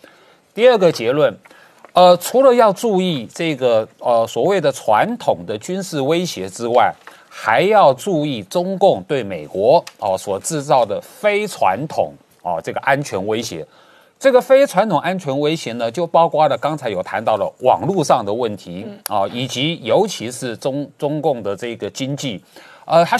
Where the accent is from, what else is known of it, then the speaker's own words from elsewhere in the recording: Taiwan; 我们台湾人权